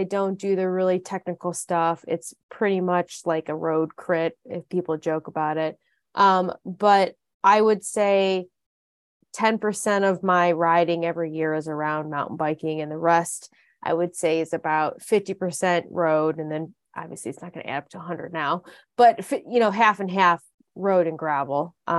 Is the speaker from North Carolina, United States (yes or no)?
no; Dexter, Michigan, United States; I grew up in Dexter, Michigan, which is near Ann Arbor, Michigan.